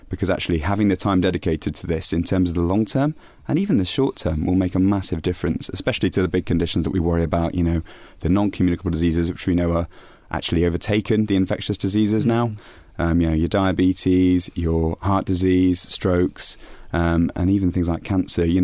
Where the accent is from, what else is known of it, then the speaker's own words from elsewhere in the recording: Bristol, South West England, United Kingdom; now in Bath, United Kingdom; I grew up in Bristol, so in Bristol. Exactly. I'm kind of Bristol, really.